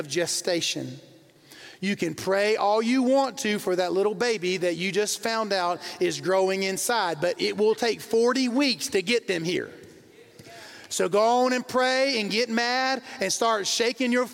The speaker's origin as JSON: {"language": "English", "region": "the South", "country": "United States", "tie": "born or raised there", "said": "When I was growing up, I grew up in the South"}